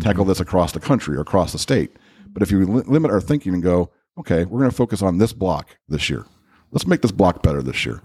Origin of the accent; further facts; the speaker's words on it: Crown Point, Indiana, United States; I grew up in Crown Point.